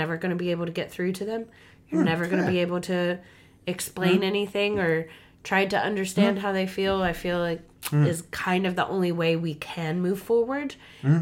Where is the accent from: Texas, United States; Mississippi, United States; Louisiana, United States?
Mississippi, United States; moved away as an adult; now in New Zealand; I'm from Mississippi